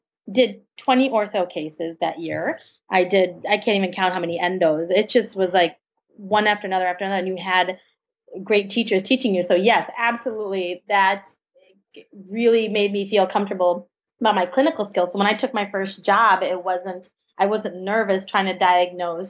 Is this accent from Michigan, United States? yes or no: no; Chicago, Illinois, United States; moved away as an adult; also born or lived in India; now in Milwaukee, United States; We're from Chicago, from the Chicago area